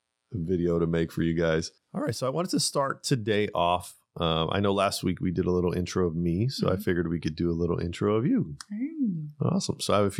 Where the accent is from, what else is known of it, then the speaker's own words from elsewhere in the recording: Pasadena, California, United States; Yeah, I grew up in Pasadena.